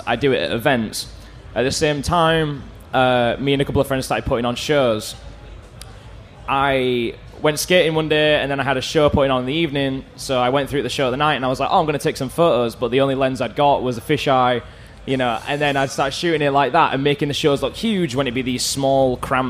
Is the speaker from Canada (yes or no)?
no; Bradford, Yorkshire and the Humber, United Kingdom; So I'm from Bradford.